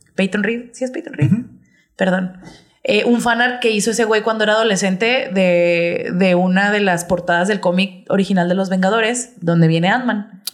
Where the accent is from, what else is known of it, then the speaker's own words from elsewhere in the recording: Mexico; Somos mexicanos